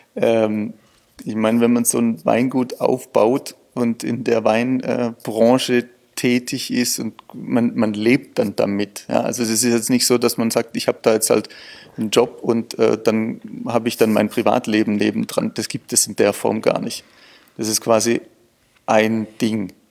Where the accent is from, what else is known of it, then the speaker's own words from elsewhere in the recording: Swabia, Baden-Württemberg, Germany; ich bin ja auch Schwabe